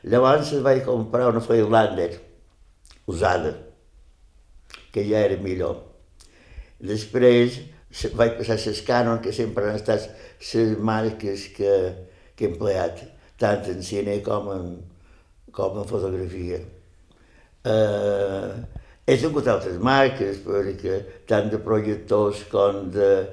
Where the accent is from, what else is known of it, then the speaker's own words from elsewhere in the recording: Campos, Balearic Islands, Spain; also born or lived in Ses Salines; Mon pare va ser, es, era el jefe de l'estació d'estrenes de Set Salines i quan tenia 5 anys el van destinar a Campos.